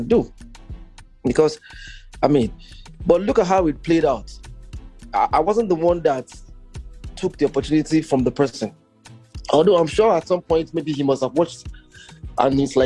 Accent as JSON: {"language": "English", "country": "Nigeria", "moved": "yes", "lives_now": "Toronto, Canada", "said": "Before I came back to Nigeria from Toronto"}